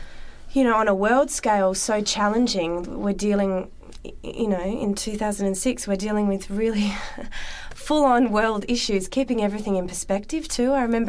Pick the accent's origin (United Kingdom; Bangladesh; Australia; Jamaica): Australia; also born or lived in Melbourne